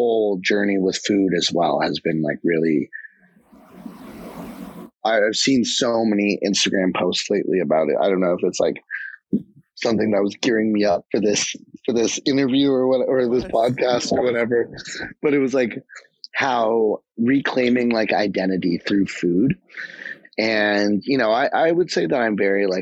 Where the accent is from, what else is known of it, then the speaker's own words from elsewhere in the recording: Canada; also born or lived in Japan; I was born in Japan and then moved here to Canada when I was two.